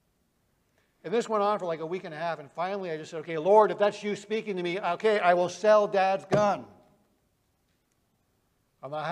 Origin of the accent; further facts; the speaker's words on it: Vermont, United States; I am a Yankee from Vermont